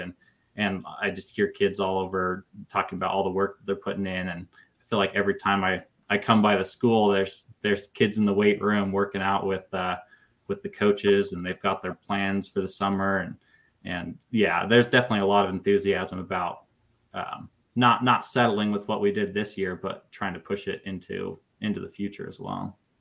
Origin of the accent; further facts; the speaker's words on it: Gooding, Idaho, United States; now in Fairfield, United States; I grew up in Gooding. That's where I graduated from and lived till I went to college